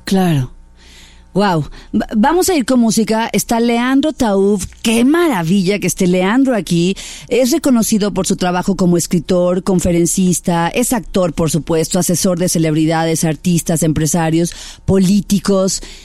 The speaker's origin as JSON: {"language": "Spanish", "country": "Mexico", "said": "mexicana también"}